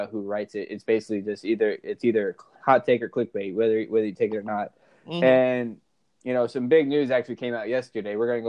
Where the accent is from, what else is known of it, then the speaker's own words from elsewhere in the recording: Maryland, United States; I grew up in Maryland.